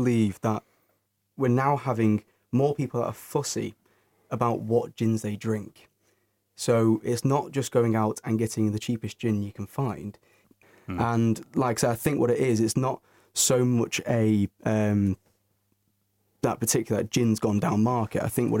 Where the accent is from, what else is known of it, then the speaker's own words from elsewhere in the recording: Northern Moor, North West England, United Kingdom; From Northern Moor.